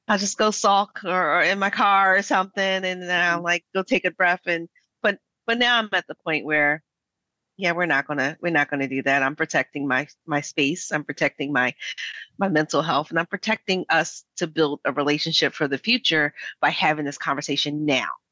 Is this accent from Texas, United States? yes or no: no; Philadelphia, Pennsylvania, United States; I'm a Black American. I'm from West Philadelphia